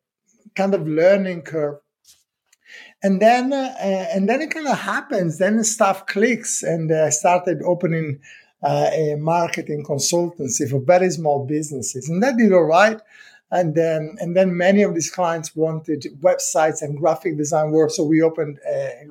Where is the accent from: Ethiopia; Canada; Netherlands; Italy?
Italy; English is a second language; moved away as an adult; now in United Kingdom; when I was 25, I thought, you know, what am I doing here? Let me try and do something different. So I left Italy